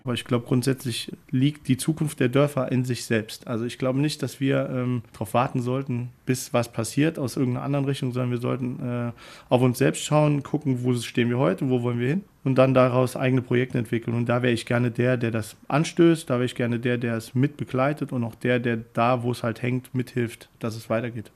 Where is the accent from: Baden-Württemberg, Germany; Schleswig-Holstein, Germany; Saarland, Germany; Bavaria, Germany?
Saarland, Germany; Orscholz; also born or lived in Mainz / Melbourne / Munich; Ich bin aufgewachsen in Orscholz, habe dort bis äh, ich 14 war gelebt